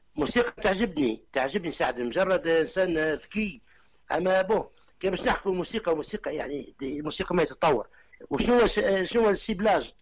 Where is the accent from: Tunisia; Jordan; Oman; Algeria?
Tunisia; عندنا في تونس